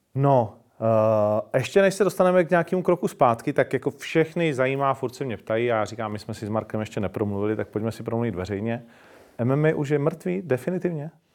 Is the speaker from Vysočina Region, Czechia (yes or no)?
no; Ostrava, Moravian-Silesian Region, Czechia; já jsem Ostrák